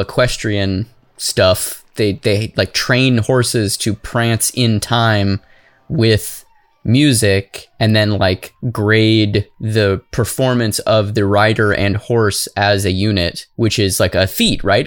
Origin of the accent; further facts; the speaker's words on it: Arizona, United States; I'm from Arizona. We don't even have schools there